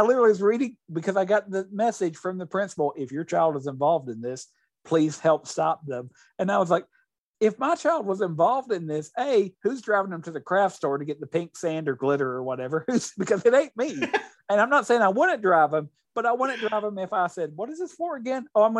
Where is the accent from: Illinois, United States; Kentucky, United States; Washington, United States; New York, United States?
Kentucky, United States; Appalachian; I grew up in the Appalachian area of Kentucky, obsessed with Star Trek.